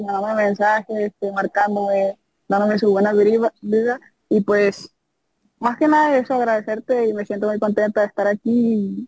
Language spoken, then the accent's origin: Spanish; Tuxpan, Nayarit, Mexico; also born or lived in Rosa Morada, Nayarit; now in Jalisco, Mexico; soy de Tuxpan, Nayarit